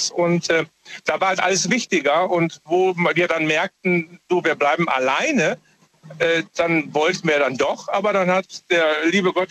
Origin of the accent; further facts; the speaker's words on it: Essen, North Rhine-Westphalia, Germany; born there; Ich komme komm gebürtig aus Essen.